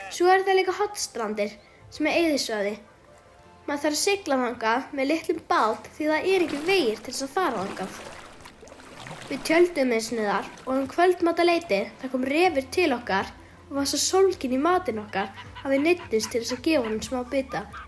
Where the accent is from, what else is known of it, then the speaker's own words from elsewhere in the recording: Patreksfjörður, Westfjords, Iceland; ég er frá Patrísfjörði á Vestfjörðum.